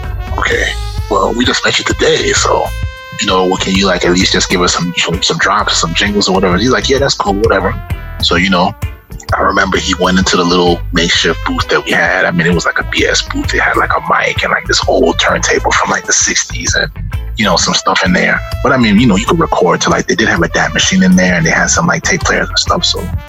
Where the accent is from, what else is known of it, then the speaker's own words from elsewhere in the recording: Trinidad & Tobago; I was like, you know, I'm from Trinidad and Tobago and Granny's from Guyana and stuff like that.